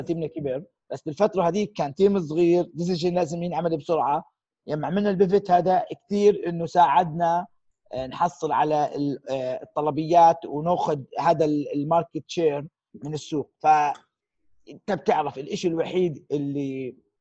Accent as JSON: {"language": "Arabic", "country": "Jordan", "said": "احنا كاردنيين الاصل"}